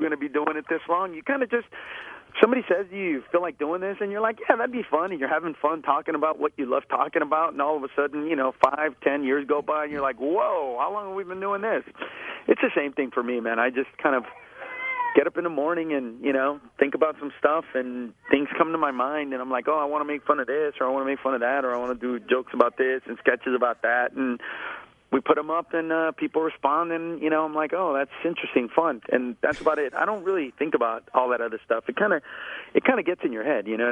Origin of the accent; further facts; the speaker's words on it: California, United States; I'm from California